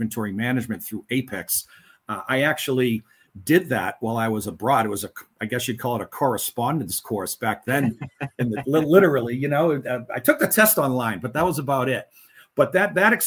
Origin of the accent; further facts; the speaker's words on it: Lynn, Massachusetts, United States; moved away as an adult; now in Los Angeles, United States; I'm from Lynn, Massachusetts, started in my career in freight forwarding and customs brokerage at my home port of Boston.